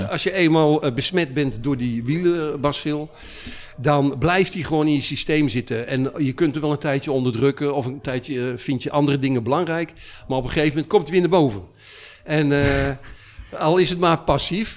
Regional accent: Utrecht, Netherlands; ik ben afkomstig uit Utrecht

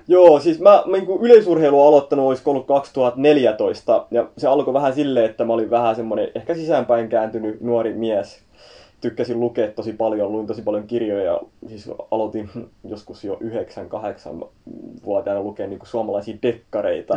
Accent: Turku, Southwest Finland, Finland; mä oon Turusta, Turussa syntynyt ja siellä on ollut aina ja kasvanut siellä

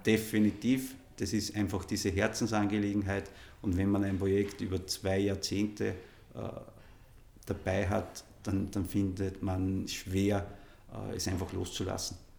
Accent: Innviertel, Upper Austria, Austria; ich bin einfach von meinem Ursprung und all meinen Karrieren immer wieder zu Hause im Innviertel gewesen und das ist mein, meine Heimat

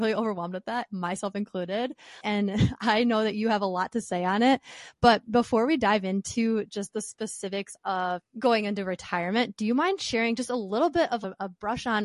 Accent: Minneapolis, Minnesota, United States; We're both from Minneapolis area

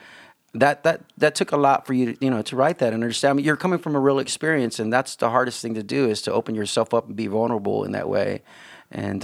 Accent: South Texas, United States; accent: Tejano; moved away; when I get back to South Texas. Oh gosh, I mean, my accent comes out and as a, you know, the Tejano in me.

